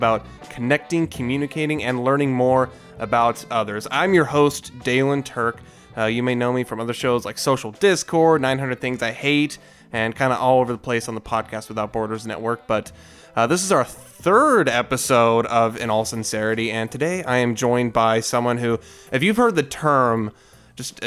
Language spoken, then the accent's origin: English; Bonner, Montana, United States; So I grew up in Piltsville and kind of the greater Bonner area